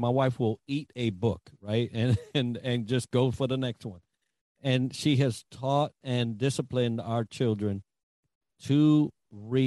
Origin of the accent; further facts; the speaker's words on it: New York City, New York, United States; I grew up in the Bronx, so I had an accent